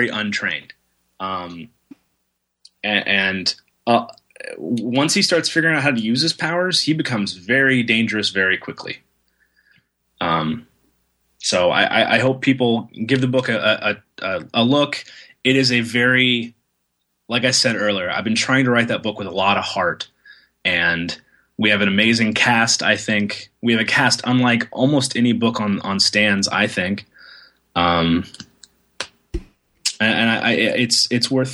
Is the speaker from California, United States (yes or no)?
no; Tulsa, Oklahoma, United States; moved away; it's like an anime manga comics show in my hometown of Tulsa, Oklahoma